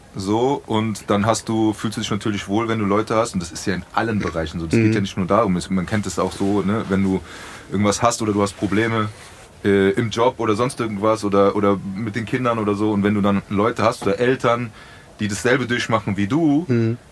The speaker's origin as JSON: {"language": "German", "town": "Frankfurt", "region": "Hesse", "country": "Germany", "said": "wir sind Bockenheimer, wir sind Frankfurter"}